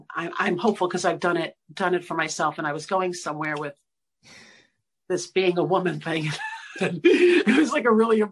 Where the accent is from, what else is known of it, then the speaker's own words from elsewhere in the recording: New York City, New York, United States; I'm from Brooklyn